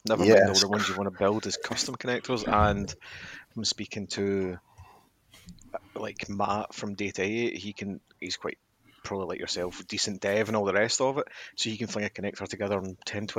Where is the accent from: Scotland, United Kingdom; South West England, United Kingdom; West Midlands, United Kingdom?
Scotland, United Kingdom; being Scottish